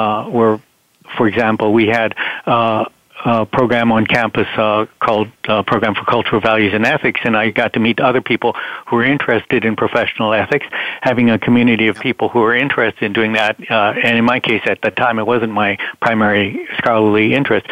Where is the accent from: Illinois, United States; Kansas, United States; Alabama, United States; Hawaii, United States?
Hawaii, United States; Honolulu; moved away; also born or lived in Philadelphia, Pennsylvania; I was born in Philadelphia, Pennsylvania, but I grew up in Honolulu, Hawaii